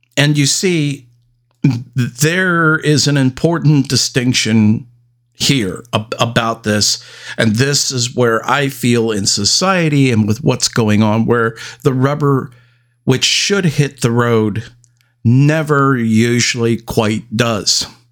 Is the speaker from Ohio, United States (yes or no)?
no; Salem, Oregon, United States; right in my neck of the woods, right in my hometown